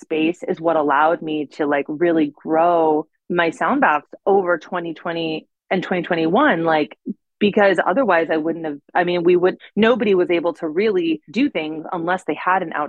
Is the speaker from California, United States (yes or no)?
yes; Northern California, United States; now in Los Angeles, United States; I grew up in Northern California on an acre of land with fruit trees and stuff.